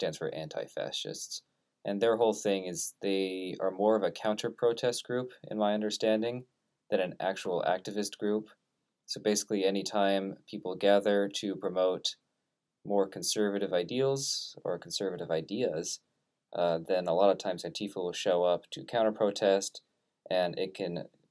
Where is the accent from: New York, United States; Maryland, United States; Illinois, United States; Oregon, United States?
Oregon, United States; Portland; I'm from Portland, of the area around Portland